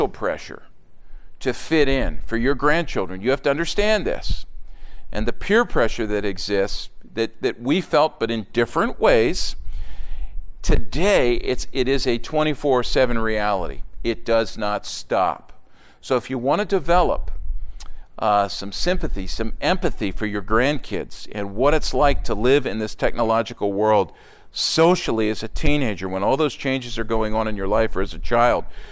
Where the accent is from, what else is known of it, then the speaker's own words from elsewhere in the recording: outside of Philadelphia, Pennsylvania, United States; Growing up outside of Philadelphia, there were basically three or four faith systems that I was aware